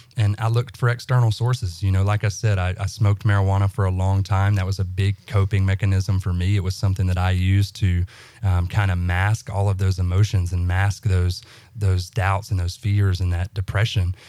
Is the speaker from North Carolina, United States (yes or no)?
no; central Alabama, United States; moved away as an adult; I'm from Alabama, so central Alabama, Bama boy.